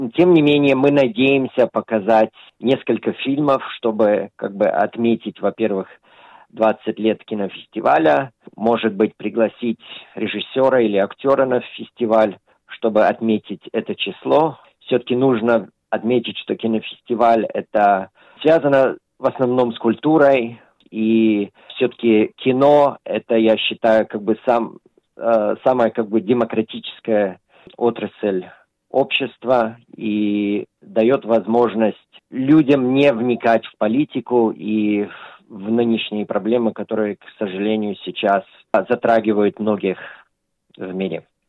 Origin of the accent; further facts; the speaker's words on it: Australia; когда я рос, в Австралии часто проходились советские кинофестивали